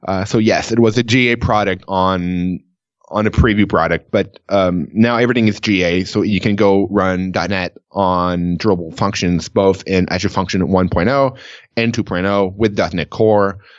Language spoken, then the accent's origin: English; Canada; I'm Canadian